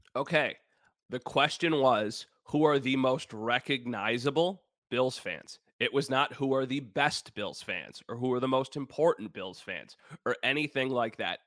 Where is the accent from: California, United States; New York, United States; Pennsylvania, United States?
New York, United States; Wheatfield; now in Grand Island, United States; I'm from Wheatfield, so a very different, you know, place to grow up